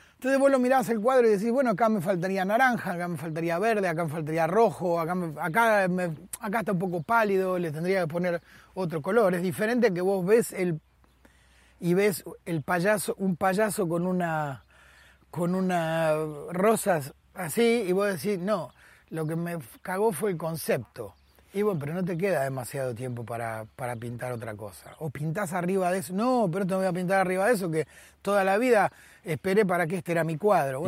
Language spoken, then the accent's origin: Spanish; Buenos Aires, Argentina; moved away as an adult; also born or lived in Avellaneda / Vicente López / Madrid; nací y me crié en la capital federal. Y conozco, eh, eh, nací y me crié en Buenos Aires